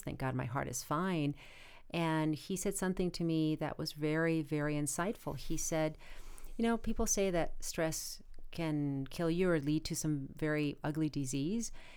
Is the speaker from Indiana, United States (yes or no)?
no; Arizona, United States; now in Los Angeles, United States; I am originally from Arizona, and just about everybody else in my family lives in Arizona